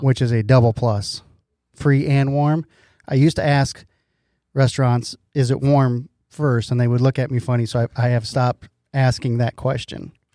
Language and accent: English; Iowa, United States; I'm from Iowa